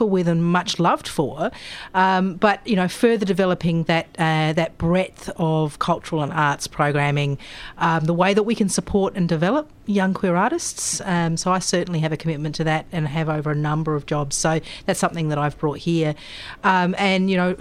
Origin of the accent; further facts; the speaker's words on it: Adelaide, South Australia, Australia; moved away as an adult; now in Melbourne, Australia; born and bred in Adelaide, and that's where I've been working probably for about the last 15 years.